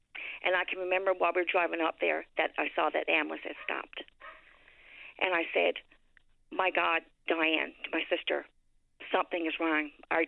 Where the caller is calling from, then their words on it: Harbour Breton, Newfoundland and Labrador, Canada; I'm calling from Harbor Breton.